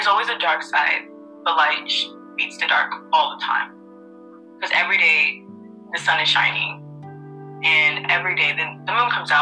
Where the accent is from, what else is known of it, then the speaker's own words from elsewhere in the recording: United States; we're from America. We have the American perspective.